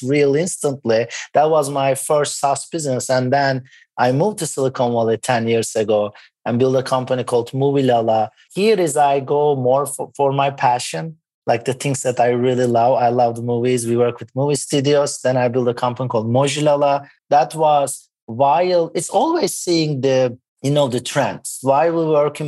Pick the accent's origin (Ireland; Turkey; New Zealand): Turkey; moved away; also born or lived in Boston, United States; I was born in Boston and moved back to Turkey.